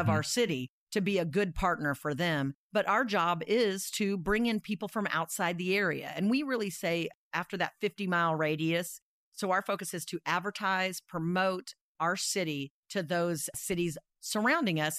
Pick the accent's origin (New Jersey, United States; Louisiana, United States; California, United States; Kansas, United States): Kansas, United States; Dodge City; also born or lived in Iowa; I was born in Iowa and grew up in Dodge City, Kansas.